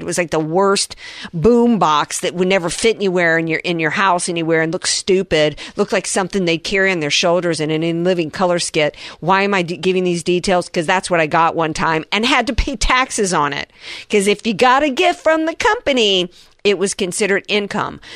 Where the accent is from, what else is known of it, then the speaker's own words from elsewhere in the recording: the South, United States; being a Southerner